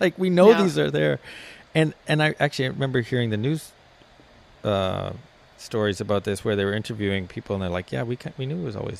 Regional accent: Canada; but it just feels out of touch to how I experience being a Canadian is not that.

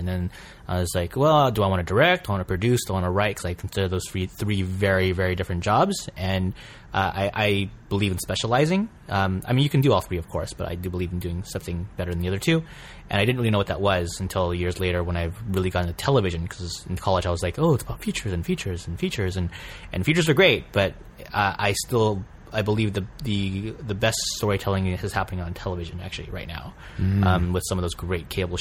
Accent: San Francisco Bay Area, California, United States; moved away as an adult; now in Los Angeles, United States; I grew up in the San Francisco Bay Area

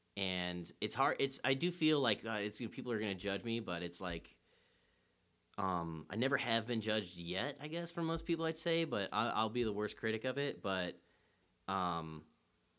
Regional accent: Chicago, Illinois, United States; also born or lived in Columbus, Ohio; we moved from Columbus to Chicago when I was 9

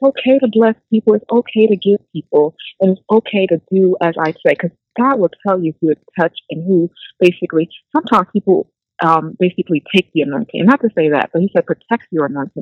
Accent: New Jersey, United States; I'm from Jersey

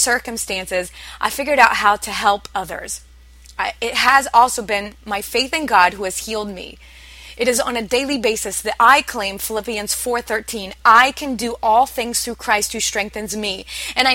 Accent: Midwest, United States; I come from the Midwest

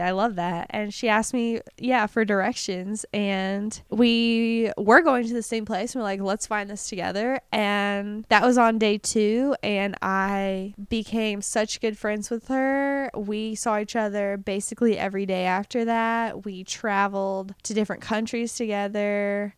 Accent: United States; I'm American

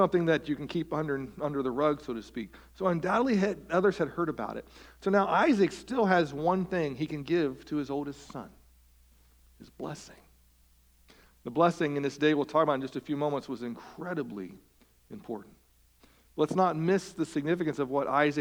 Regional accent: West Virginia, United States; I'm from West Virginia.

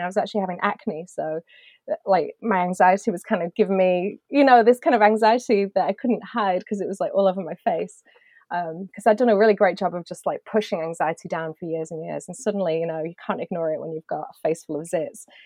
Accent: United Kingdom; being British

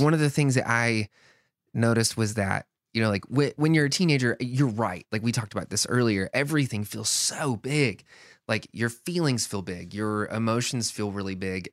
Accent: the South, United States; growing up in the South

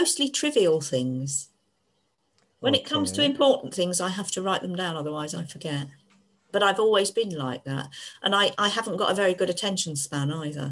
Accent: Devon, South West England, United Kingdom; I was born in Devon

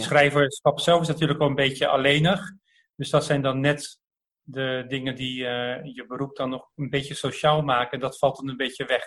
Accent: Delft, South Holland, Netherlands; born or raised there

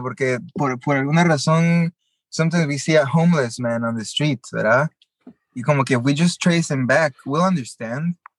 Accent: Guatemala; moved away as an adult; also born or lived in Los Angeles; yo nací y crecí en Guatemala

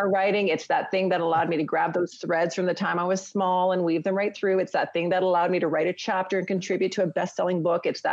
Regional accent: Canada; being a Canadian family

